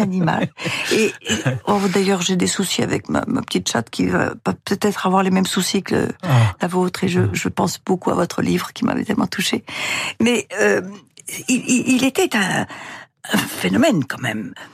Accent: France; also born or lived in Russia; je suis d'éducation française, donc je suis française et mes intérêts sont en France

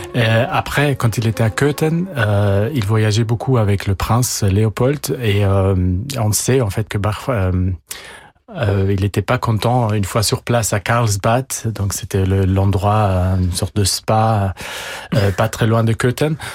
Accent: Italy; first language German; French is a second language; also born or lived in Austria / England; now in Paris, France; j'ai la nationalité italienne. Euh, ma langue maternelle, c'est l'allemand. Euh, j'ai étudié euh, en Autriche et en Angleterre. depuis 20 ans, je vis à Paris.

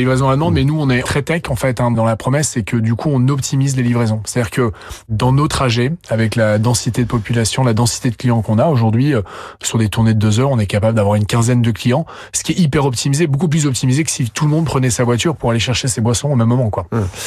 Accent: Lille, Hauts-de-France, France; je suis Lillois

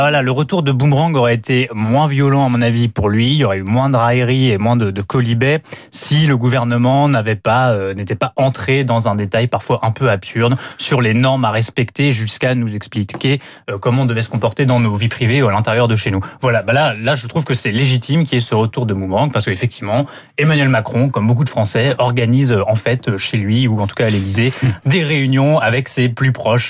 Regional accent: France; en tant que Français

